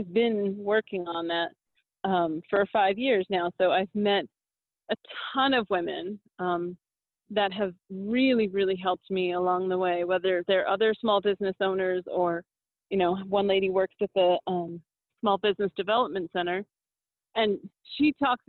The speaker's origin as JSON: {"language": "English", "region": "Massachusetts", "country": "United States", "lives_now": "Albuquerque, United States", "said": "I'm from Massachusetts and I've lived all over the country"}